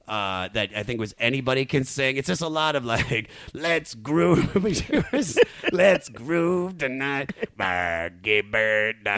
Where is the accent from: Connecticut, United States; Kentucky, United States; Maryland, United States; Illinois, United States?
Maryland, United States; Germantown; I'm from Maryland